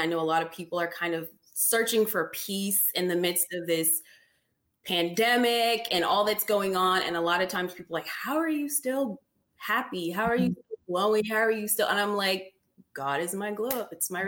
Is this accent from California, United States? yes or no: yes; California, United States; moved away; I grew up initially in California, and my neighborhood was Mexican.